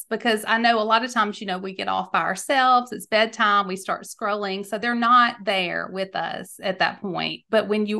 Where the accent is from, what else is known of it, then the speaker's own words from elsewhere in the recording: Mississippi, United States; in my home state of Mississippi